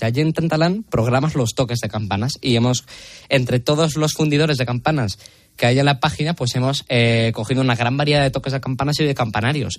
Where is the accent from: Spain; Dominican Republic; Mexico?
Spain; Las Merindades, north of Burgos, Castile and León; pueblos de mi tierra, que es, la comarca de las Merindades, una comarca muy bonita en al norte de Burgos